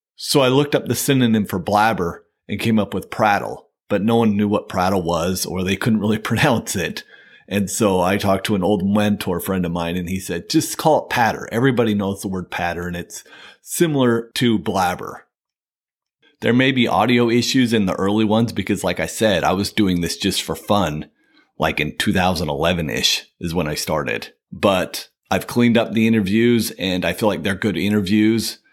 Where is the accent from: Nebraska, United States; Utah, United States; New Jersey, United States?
Utah, United States; moved away as an adult; now in California, United States; In two thousand nine, I moved to California. Like I said, I'm from Utah